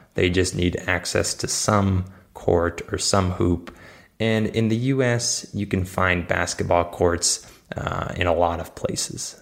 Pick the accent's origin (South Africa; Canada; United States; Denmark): United States; I'm not like the typical American